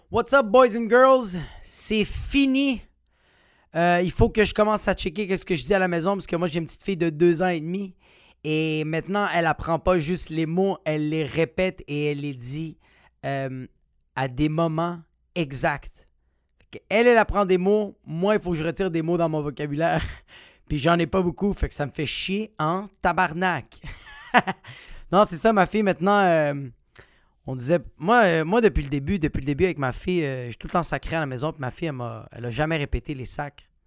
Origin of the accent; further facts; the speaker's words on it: Quebec, Canada; t'es un québécois comme moi